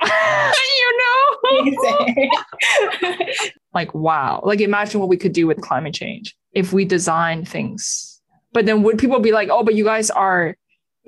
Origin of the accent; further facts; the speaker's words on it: Beijing, China; I was born and raised in Beijing in China